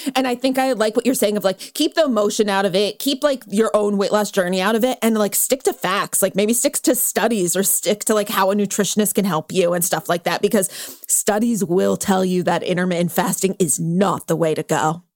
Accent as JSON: {"language": "English", "region": "California", "country": "United States", "tie": "born or raised there", "said": "I grew up in California"}